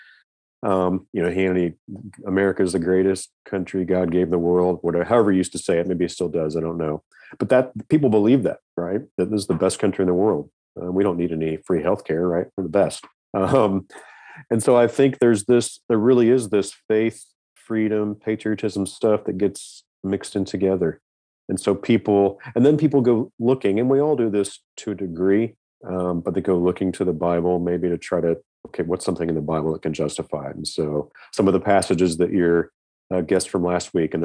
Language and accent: English; Kansas, United States; I grew up in the Midwest. I mean, my dad had a gun cabinet with a little chintzy lock on it. And that was just normal growing up in Kansas for me